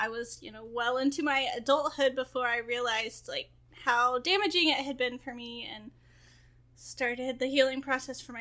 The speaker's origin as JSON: {"language": "English", "region": "the South", "country": "United States", "said": "I'm from the South"}